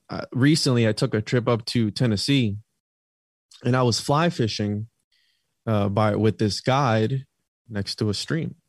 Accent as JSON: {"language": "English", "country": "Puerto Rico", "said": "I'm from Puerto Rico"}